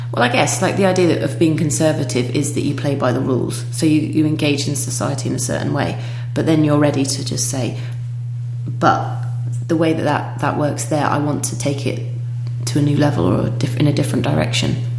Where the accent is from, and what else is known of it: United Kingdom; now in Denmark